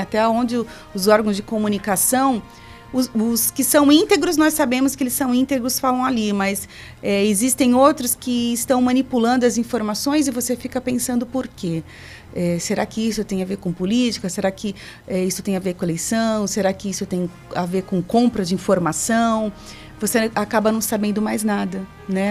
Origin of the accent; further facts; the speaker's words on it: Brazil; Nós somos brasileiros